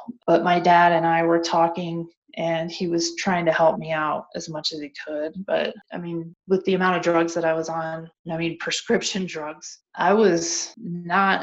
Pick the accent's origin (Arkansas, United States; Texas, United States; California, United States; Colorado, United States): Colorado, United States; Denver; I grew up in Denver, and that's where I was